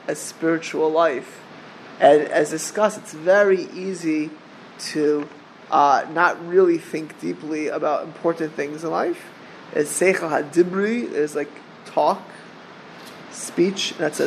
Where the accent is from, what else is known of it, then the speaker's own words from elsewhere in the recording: Miami Beach, Florida, United States; We grew up in Miami Beach together